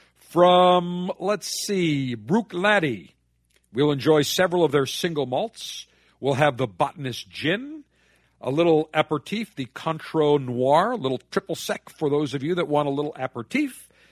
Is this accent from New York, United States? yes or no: yes; Buffalo, New York, United States; Buffalo, my hometown